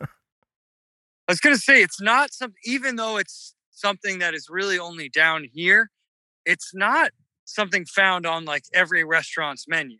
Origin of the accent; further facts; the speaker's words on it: United States; moved away as an adult; also born or lived in Delaware / Merrimack Valley, Massachusetts / Boston / Los Angeles; now in New Orleans, United States; the kind of blue crabs that I grew up eating in Delaware